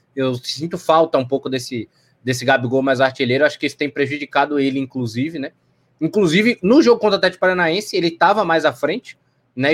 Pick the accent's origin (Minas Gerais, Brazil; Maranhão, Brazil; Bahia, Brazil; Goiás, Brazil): Bahia, Brazil; Salvador; sou aqui de Salvador